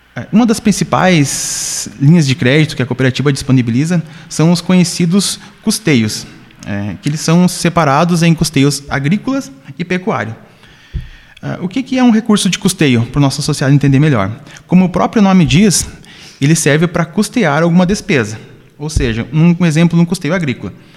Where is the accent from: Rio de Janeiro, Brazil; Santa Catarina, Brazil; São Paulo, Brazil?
Santa Catarina, Brazil; Campo Belo do Sul; now in São José do Cerrito, Brazil; sou natural de Campo Belo do Sul, moro já há alguns anos aqui em São José do Cerrito